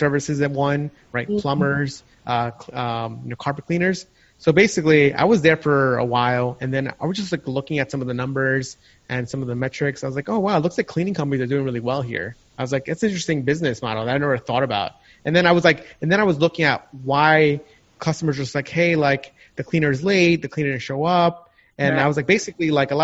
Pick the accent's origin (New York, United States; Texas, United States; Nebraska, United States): New York, United States; also born or lived in California; I grew up in New York.